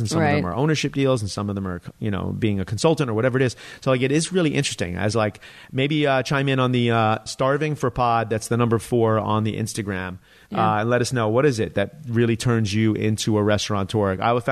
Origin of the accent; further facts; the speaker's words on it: New York, United States; I'm a New Yorker